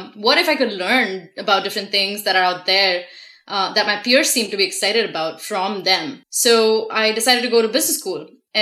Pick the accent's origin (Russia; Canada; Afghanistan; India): India; moved away as an adult; now in United States; I was born and raised in India and moved to the States a little over 4 years ago.